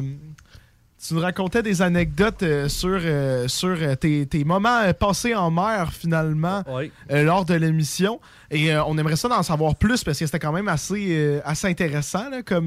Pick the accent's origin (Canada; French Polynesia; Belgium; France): Canada; Quebec; on vient de Québec